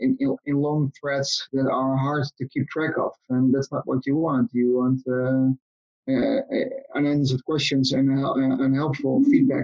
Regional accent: Netherlands; I am from the Netherlands

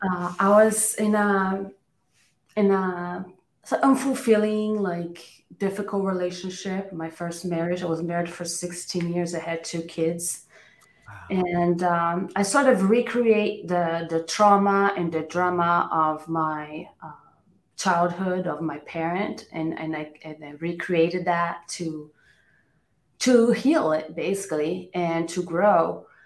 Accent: São Paulo, Brazil; also born or lived in Orange County, California / Temecula, California; now in United States; I'm from Brazil, São Paulo.

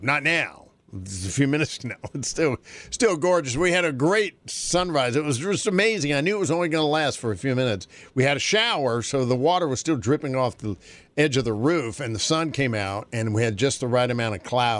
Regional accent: North Carolina, United States; moved away; Because growing up in North Carolina, it was very, that was a normal day

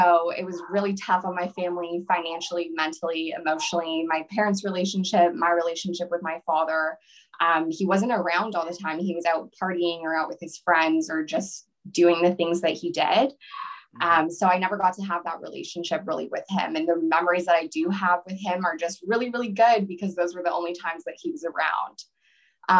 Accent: small town outside of Ottawa, Ontario, Canada; I was born in a small town outside of Ottawa, Ontario. A very small town is called Elmont. I don't know if you've ever heard of it. But I loved growing up there.

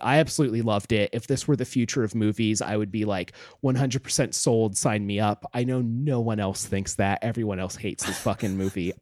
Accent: Homer, Alaska, United States; moved away; Homer, my hometown, is, like, a very beautiful, nice place.

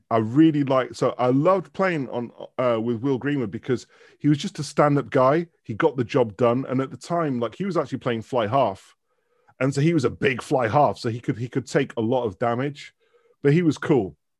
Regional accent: Manchester, North West England, United Kingdom; moved away as an adult; also born or lived in Dundee; I was born in Manchester. So I've, I've, like, lived in Manchester till the age of eighteen, and then I went to university

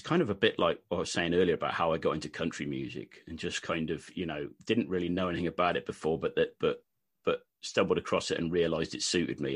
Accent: West Country, South West England, United Kingdom; accent: Wurzels-like (West Country)

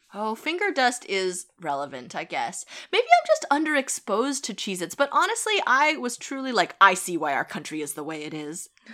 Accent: Boston, Massachusetts, United States; we're from Boston

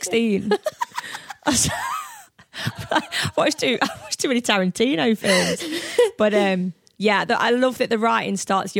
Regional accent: Midlands, United Kingdom; I'm from the Midlands and it was only when I started gigging up here

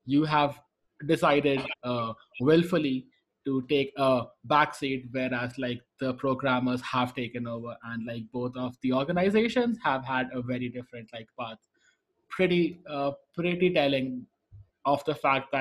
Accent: India; I'm from India, technically I call myself an Asian if I'm there

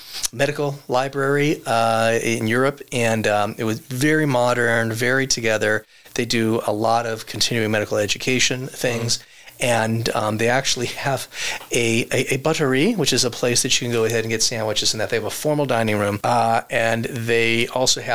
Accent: United States; we as American tourists

